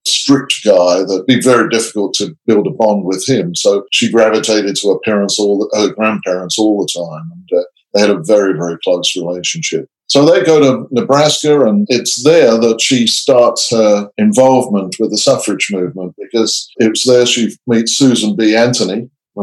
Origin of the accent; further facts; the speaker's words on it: England, United Kingdom; also born or lived in Canada; now in Australia; I grew up in England. I lived in Canada for some years, and I live in Australia now.